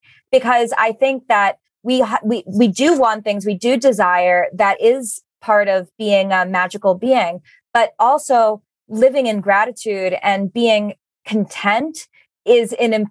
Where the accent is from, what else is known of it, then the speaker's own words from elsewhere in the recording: United States; living in America, being an American